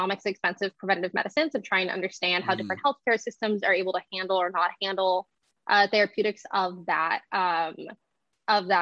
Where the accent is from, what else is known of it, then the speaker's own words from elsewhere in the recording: Austin, Texas, United States; moved away; I grew up in Austin.